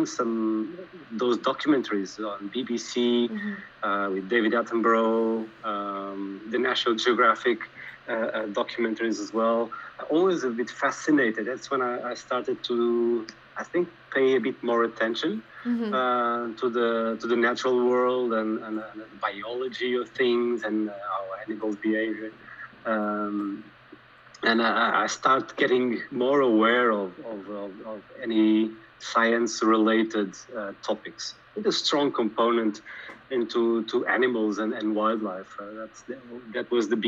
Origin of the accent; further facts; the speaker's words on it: a small city about 20 km west of Lisbon, Portugal; I was born in Lisbon, Portugal. Mm-hmm. Well, immediately after I went to live with my parents on a small city, just about 20 kilometers west of Lisbon.